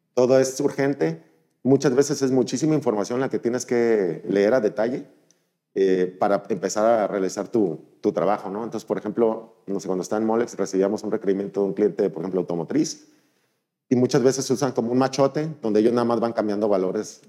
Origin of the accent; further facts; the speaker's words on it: Mazatlán, Sinaloa, Mexico; moved away as an adult; also born or lived in Monterrey; soy originario de Mazatlán